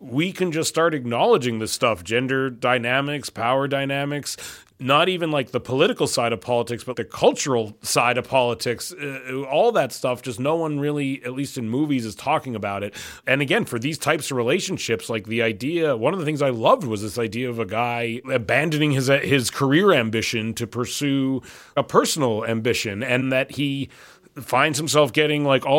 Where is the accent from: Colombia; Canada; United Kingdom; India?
Canada; As a Canadian, I'm appalled I wasn't told of this.